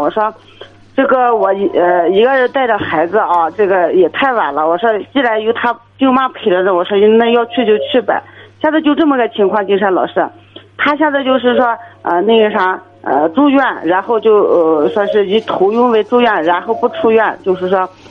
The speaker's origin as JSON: {"language": "Chinese", "town": "Jiayuguan", "region": "Gansu", "country": "China", "said": "我们是甘肃嘉峪关的"}